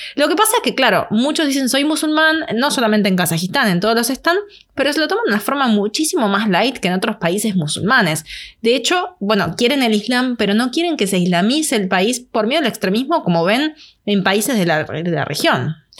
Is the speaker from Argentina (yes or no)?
yes; Argentina; soy italiana, tengo pasaporte italiano, pero yo no es que digo soy italiana, soy argentina.